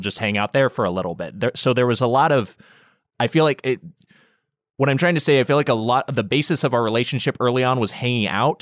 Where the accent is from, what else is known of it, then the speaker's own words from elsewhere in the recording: Long Beach, California, United States; also born or lived in Los Angeles; we're both from Long Beach area, uh, Long Beach